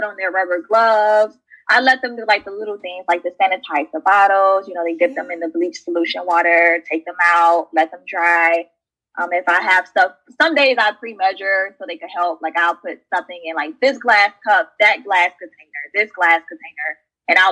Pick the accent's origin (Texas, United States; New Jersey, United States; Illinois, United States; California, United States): Illinois, United States; Chicago; moved away as an adult; now in St. Louis, United States; I was born and raised in the south suburbs of Chicago. So I am a Chicago girl